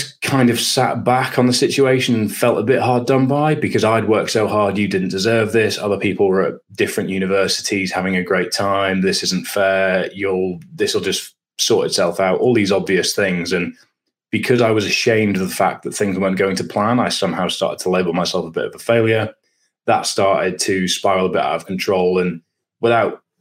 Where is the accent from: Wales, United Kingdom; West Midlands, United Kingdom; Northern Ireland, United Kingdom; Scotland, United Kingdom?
Scotland, United Kingdom; moved away as an adult; also born or lived in Durham; growing up in Scotland